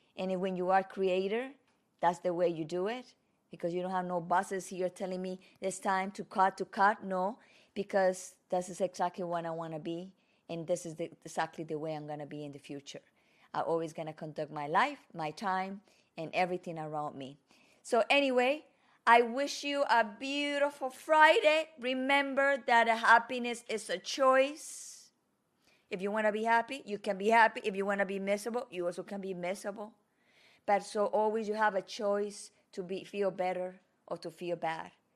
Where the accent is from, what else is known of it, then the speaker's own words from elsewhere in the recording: Medellín, Antioquia, Colombia; first language Spanish; English is a second language; moved away; where I learned my Spanish from Colombia Medellin